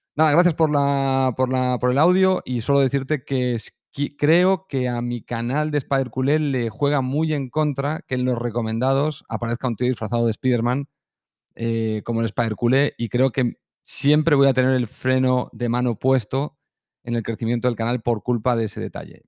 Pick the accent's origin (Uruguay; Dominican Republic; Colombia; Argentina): Colombia; accent: Colombian; Soy colombiano